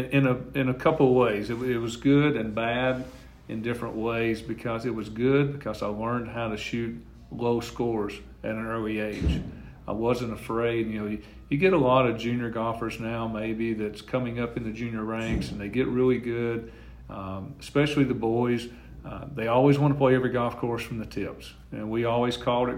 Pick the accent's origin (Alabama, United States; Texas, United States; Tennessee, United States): Tennessee, United States; Fayetteville; my hometown of Fayetteville